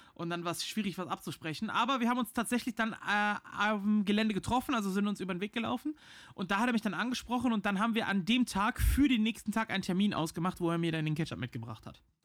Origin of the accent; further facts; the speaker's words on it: Rhineland, Germany; für mich als Rheinländer